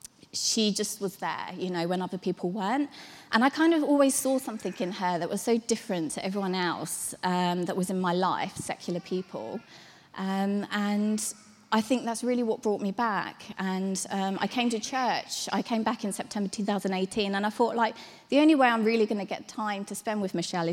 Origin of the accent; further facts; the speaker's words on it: Hastings, South East England, United Kingdom; moved away as an adult; I was brought up in Hastings.